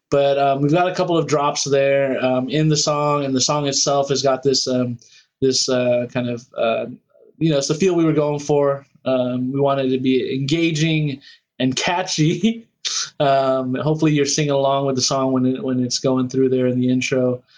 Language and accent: English; Philippines; both CC and myself, we're both Filipino. So that's a part of it.